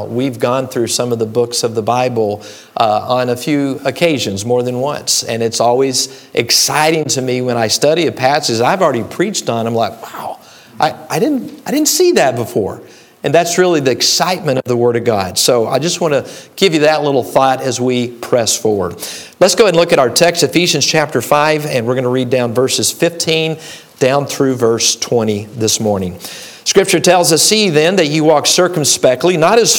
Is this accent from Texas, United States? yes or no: yes; Dallas, Texas, United States; now in Illinois, United States; I grew up in Dallas, Texas. So I will throw out a y'all every now and then